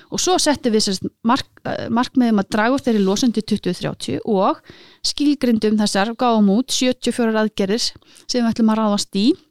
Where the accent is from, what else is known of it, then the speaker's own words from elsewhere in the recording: Iceland; ég er altnesingur